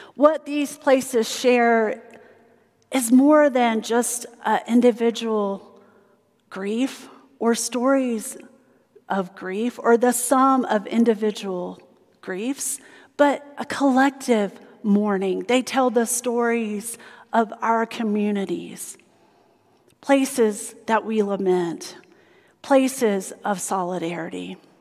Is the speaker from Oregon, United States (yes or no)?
no; South Carolina, United States; moved away; where I grew up in South Carolina